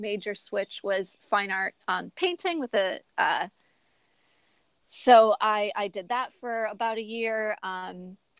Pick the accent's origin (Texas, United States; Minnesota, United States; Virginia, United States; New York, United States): New York, United States; Buffalo; I'm from Buffalo, New York. I grew up going to theater a lot as a kid. My aunt would bring me to Shays Theater in Buffalo